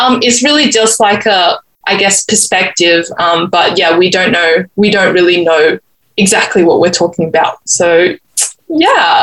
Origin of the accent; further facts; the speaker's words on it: Adelaide, South Australia, Australia; also from Adelaide